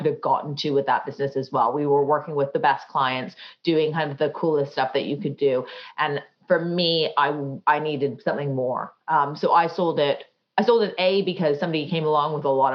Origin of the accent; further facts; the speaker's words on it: Canada; now in London, United Kingdom; I grew up in Canada